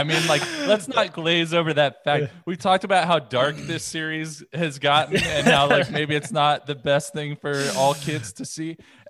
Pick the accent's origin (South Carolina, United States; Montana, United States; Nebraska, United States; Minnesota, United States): South Carolina, United States; Charleston; I'm from Charleston, South Carolina, and I don't think I really have much of a Southern draw, right?